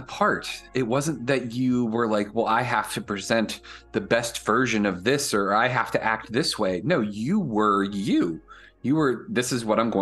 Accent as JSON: {"language": "English", "town": "Woodbridge", "region": "Virginia", "country": "United States", "tie": "born or raised there", "also_born_or_lived": "Fredericksburg, Virginia", "said": "I grew up in Northern Virginia, like right outside of DC, Woodbridge is where I grew up."}